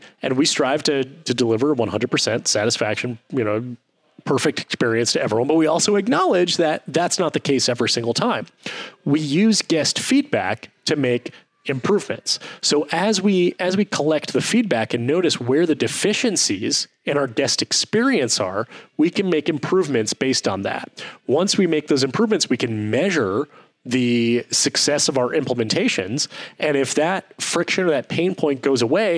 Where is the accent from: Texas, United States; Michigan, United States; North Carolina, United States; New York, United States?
Michigan, United States; Detroit; I grew up in Detroit, Michigan, aka Ford